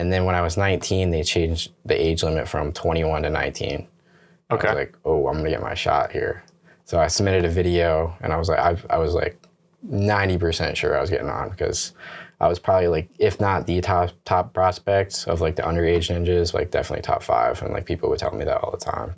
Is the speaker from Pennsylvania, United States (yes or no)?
yes; Bangor, Pennsylvania, United States; also born or lived in Somerville, New Jersey; Basically raised in Pennsylvania, right across the Delaware Water Gap in uh, in Pennsylvania, Bangor, Pennsylvania, to be exact